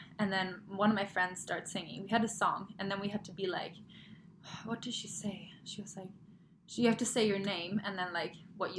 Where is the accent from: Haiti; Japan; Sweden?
Sweden; moved away; also born or lived in Germany; I grew up in Sweden and I lived in Germany, but in the winters, we'd always go back over Christmas home to Sweden.